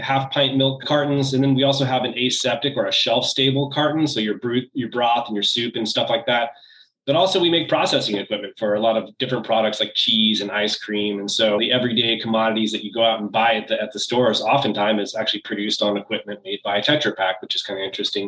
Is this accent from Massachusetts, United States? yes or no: no; California, United States; I grew up in California.